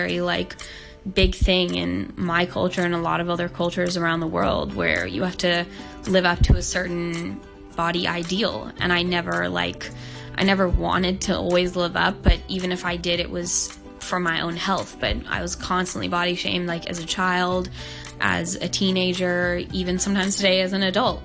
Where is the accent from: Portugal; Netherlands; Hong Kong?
Hong Kong; I was born and raised in Hong Kong